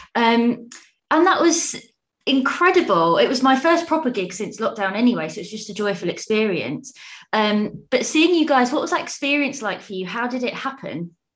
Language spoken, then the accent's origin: English; London, United Kingdom; moved away; I'm from South London originally